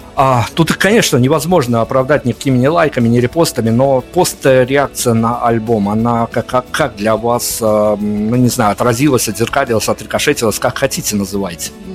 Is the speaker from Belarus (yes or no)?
yes; Belarus; я как человек из Беларуси